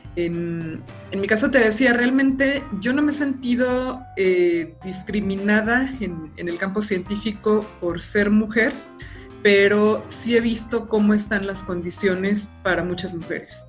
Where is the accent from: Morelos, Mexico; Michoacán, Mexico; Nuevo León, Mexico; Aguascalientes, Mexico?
Aguascalientes, Mexico; moved away as an adult; also born or lived in Guanajuato; yo soy de Aguascalientes